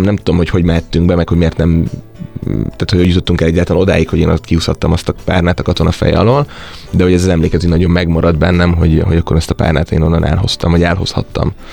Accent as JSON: {"language": "Hungarian", "town": "Bajša", "region": "Vojvodina", "country": "Serbia", "tie": "born or raised there", "also_born_or_lived": "Szeged, Hungary", "moved": "as an adult", "lives_now": "Budapest, Hungary", "said": "én azért az országnak egy nagyon északi pontján Bajsa nevű 2000-es település kis faluból származom"}